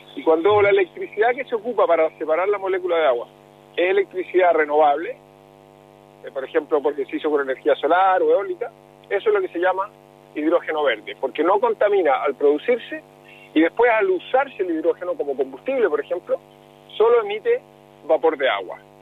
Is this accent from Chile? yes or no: yes; Chile